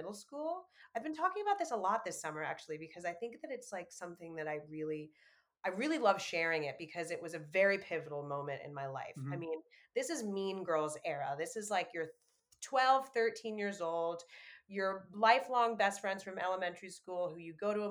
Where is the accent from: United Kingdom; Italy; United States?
United States; New York; I grew up in New York